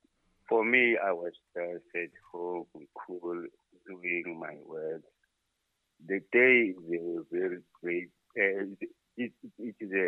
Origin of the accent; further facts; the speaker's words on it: Fort Lauderdale, Florida, United States; I'm from Fort Lauderdale.